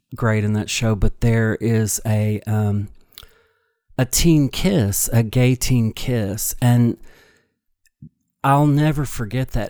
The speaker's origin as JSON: {"language": "English", "country": "United States", "tie": "born or raised there", "said": "I grew up on the Ohio River"}